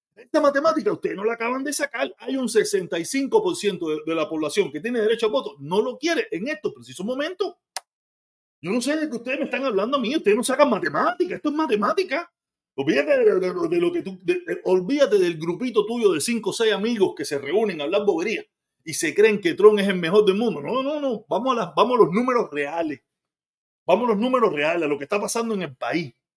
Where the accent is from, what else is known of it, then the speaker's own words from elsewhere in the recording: Cuba; moved away; Yo soy cubano, yo nací en Cuba